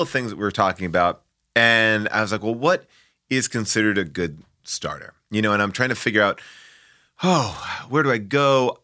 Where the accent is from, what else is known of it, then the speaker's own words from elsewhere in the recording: Long Island, New York, United States; I grew up in Long Island, which is a suburb of New York City